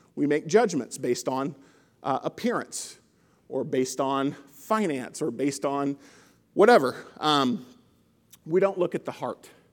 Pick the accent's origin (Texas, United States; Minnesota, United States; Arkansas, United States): Arkansas, United States; South; now in St. Louis, United States; I grew up in South. I grew up in, in Arkansas